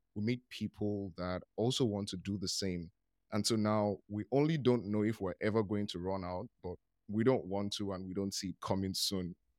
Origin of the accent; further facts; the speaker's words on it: Nigeria; I'm from Nigeria